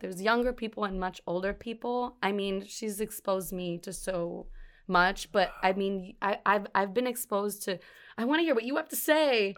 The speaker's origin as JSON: {"language": "English", "town": "New York City", "region": "New York", "country": "United States", "tie": "born or raised there", "said": "I'm from Brooklyn"}